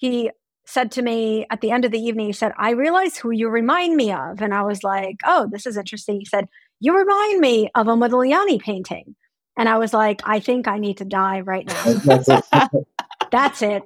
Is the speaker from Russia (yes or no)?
yes; Russia; moved away; When I grew up in Russia, we took class trips to the Hermitage once a month